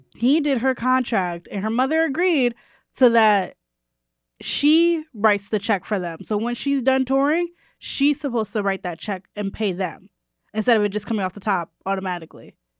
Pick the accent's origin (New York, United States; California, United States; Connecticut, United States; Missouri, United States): Connecticut, United States; New Haven; I'm from New Haven, not the Bronx